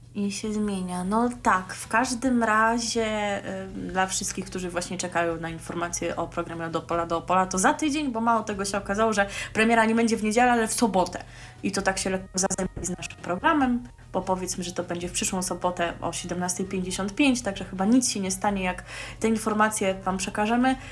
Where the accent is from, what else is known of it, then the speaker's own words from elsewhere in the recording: Poland; pochodzę z tego samego pięknego miasta, co słynne już siostry godlewskie